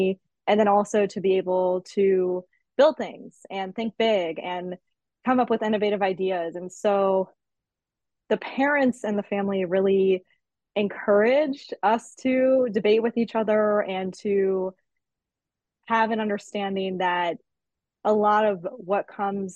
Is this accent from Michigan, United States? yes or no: no; Naples, Florida, United States; So I am originally from Naples, Florida